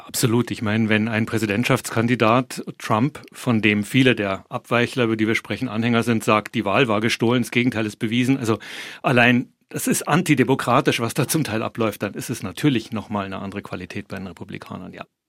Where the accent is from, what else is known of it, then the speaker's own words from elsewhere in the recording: Bavaria, Germany; moved away as an adult; now in Washington, United States; ich komme aus Bayern